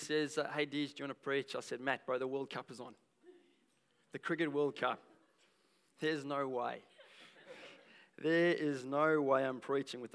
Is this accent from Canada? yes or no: no; South Africa; now in Australia; I'm South African. I'm a South African.